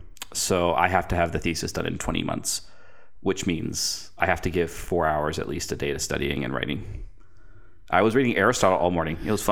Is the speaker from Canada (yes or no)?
yes; Canada; because you probably get asked this a lot as a Canadian. Oh, you're from Canada.